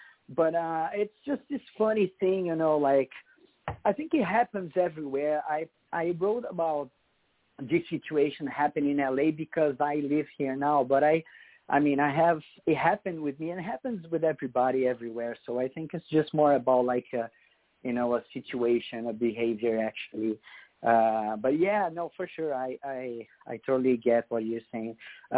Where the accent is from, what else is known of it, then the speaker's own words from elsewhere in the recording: Brazil; English is a second language; now in United States; That's why one of the reasons I came here to the United States with my Brazilian band.